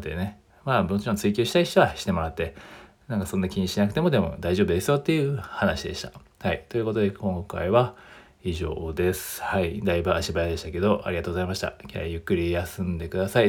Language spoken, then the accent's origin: Japanese; Japan; also born or lived in Australia